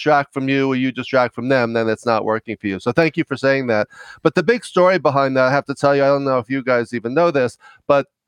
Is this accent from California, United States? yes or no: no; New York, United States; also born or lived in Los Angeles; I'm from New York. You may be able to tell from my accent